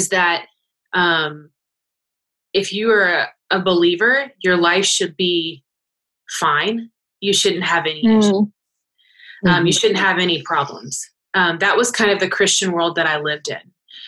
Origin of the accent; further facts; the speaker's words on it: Lawrenceville, Georgia, United States; moved away as an adult; I'm in Gwinnett County and I grew up in Lawrenceville